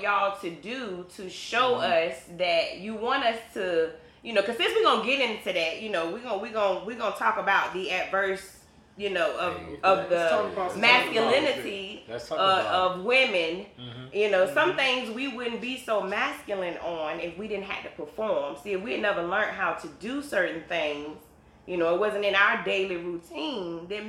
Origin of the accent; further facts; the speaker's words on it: East of England, United Kingdom; I am originally from Suffolk.